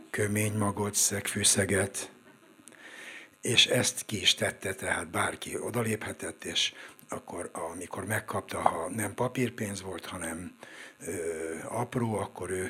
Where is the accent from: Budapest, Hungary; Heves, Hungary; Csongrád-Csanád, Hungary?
Budapest, Hungary; Én a hatodik kerületben nőttem föl a Hunyadi téren, egész pontosan a Hunyadi tér 12 kettő szám alatt oda születtem, és 13 es koromig ott is éltem.